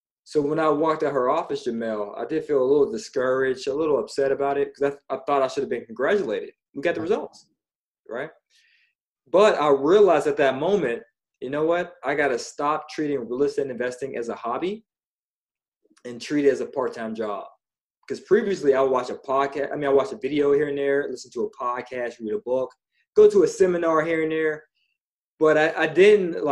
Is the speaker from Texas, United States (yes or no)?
no; Pittsburgh, Pennsylvania, United States; I'm from Pittsburgh originally.